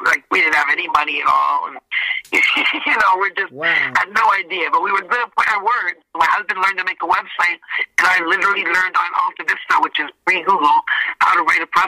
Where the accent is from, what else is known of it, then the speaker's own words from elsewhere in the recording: Canada; I'm a Canadian girl.